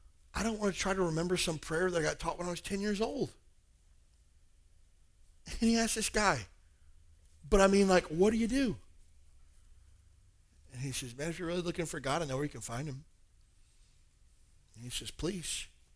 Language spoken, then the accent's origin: English; Alabama, United States; I grew up in Alabama, and every other church was a Baptist church